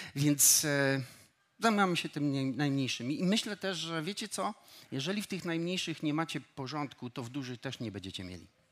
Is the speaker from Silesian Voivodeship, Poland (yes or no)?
yes; Silesian Voivodeship, Poland; Wychowywałem się e, u mojego wujka i cioci, którzy mnie zabrali gór, na Górny Śląsk, wychowywali mnie tam